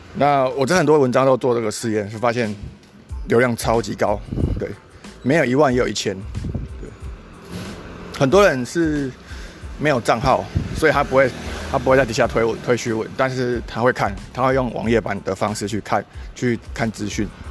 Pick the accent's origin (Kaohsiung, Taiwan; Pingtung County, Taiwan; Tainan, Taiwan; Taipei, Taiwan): Kaohsiung, Taiwan; 我自己也是高雄人